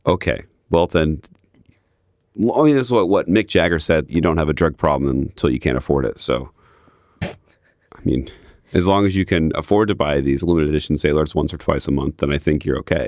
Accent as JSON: {"language": "English", "region": "Midwest", "country": "United States", "said": "I'm from the Midwest"}